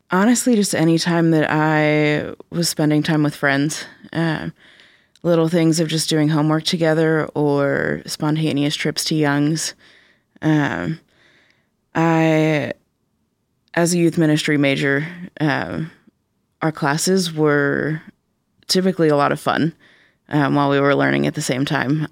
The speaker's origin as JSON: {"language": "English", "town": "Pittsburgh", "region": "Pennsylvania", "country": "United States", "tie": "born or raised there", "accent": "Pittsburghese", "moved": "as an adult", "lives_now": "Cedarville, United States", "said": "I grew up in Pittsburgh."}